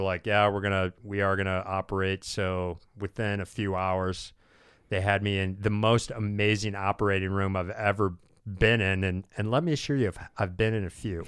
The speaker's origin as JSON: {"language": "English", "country": "United States", "said": "I'm from America"}